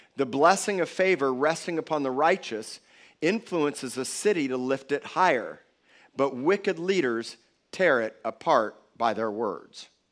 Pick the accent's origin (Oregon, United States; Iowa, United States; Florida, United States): Florida, United States; Miami Beach; I was born in Cedars of Lebanon Hospital in Miami Beach, Florida